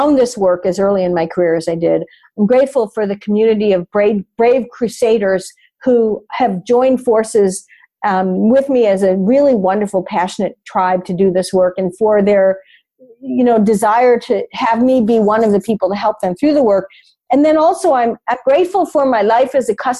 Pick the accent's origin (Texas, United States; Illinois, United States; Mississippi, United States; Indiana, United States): Illinois, United States; Chicago; I grew up in Chicago, so we're a big Chicago Cubs family